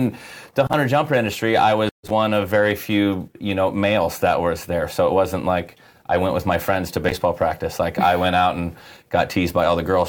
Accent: Midwest, outside of Chicago, Illinois, United States; I grew up in the Midwest, so I was born kind of outside of Chicago

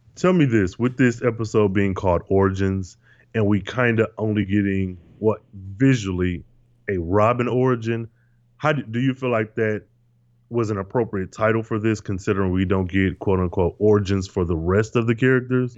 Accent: Michigan, United States; born or raised there

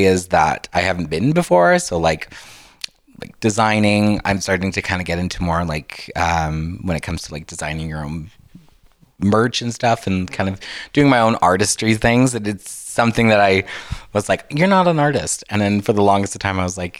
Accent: Grande Prairie, Alberta, Canada; also born or lived in South Africa; I was born in Grand Prairie.

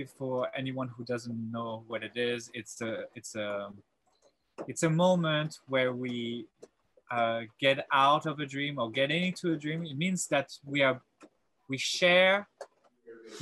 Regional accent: south of France, France; also born or lived in Paris; I grew up in South of France, and I went through high school in South of France

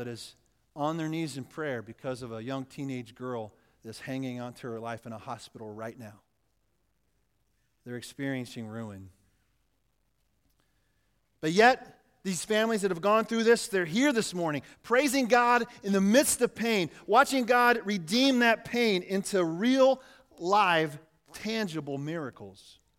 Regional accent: Yates Center, Kansas, United States; the little church I grew up in Yates Center, Kansas.

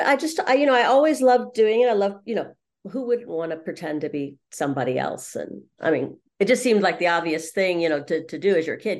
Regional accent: Los Angeles, California, United States; moved away as an adult; also born or lived in London; I grew up in Los Angeles in the middle of Hollywood

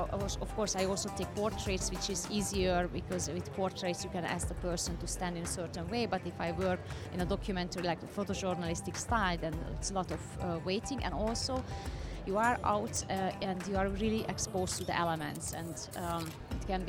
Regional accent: Hungary; moved away as an adult; also born or lived in New York; I was born in Hungary, and being a girl, I was born behind the Iron Curtain that time

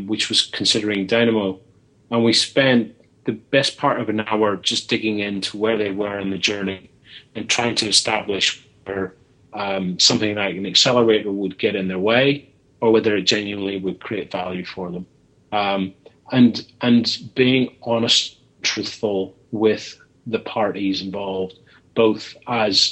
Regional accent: Belfast, Northern Ireland, United Kingdom; now in London, United Kingdom; somebody who was born and brought up in Belfast who currently works in London

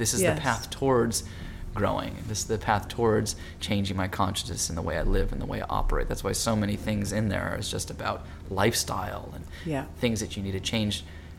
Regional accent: Hawaii, United States; I grew up in Hawaii

